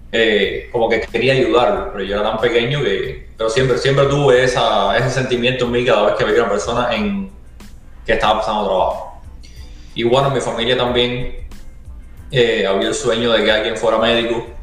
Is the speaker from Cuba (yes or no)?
yes; Ciego de Ávila, Cuba; moved away as an adult; also born or lived in New York; now in United States; soy de Ciego Ávila que es de Ciego de Ávila todo el mundo conoce qué cosa es la calle Abraham Delgado